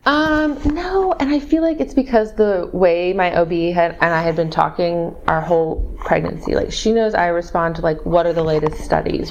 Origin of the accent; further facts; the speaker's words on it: Missouri, United States; also born or lived in Austin, Texas; now in San Antonio, United States; I'm from Missouri